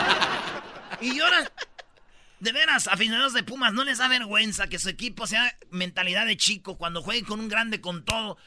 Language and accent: Spanish; Michoacán, Mexico; yo soy de Michoacán